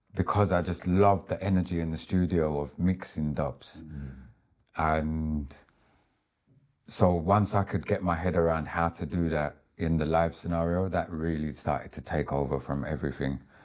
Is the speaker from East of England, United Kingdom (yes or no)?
yes; Southend-on-Sea, East of England, United Kingdom; the dial code of my hometown